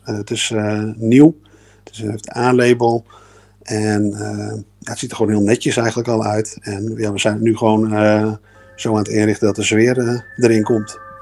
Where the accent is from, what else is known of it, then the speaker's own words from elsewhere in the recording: Groningen, Netherlands; ik kom uit Groningen